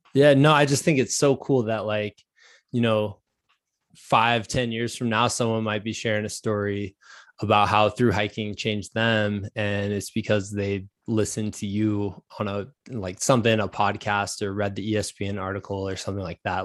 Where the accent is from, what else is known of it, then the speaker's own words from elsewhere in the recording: Iowa, United States; now in Virginia, United States; I'm from Iowa, so, like, we moved to Virginia.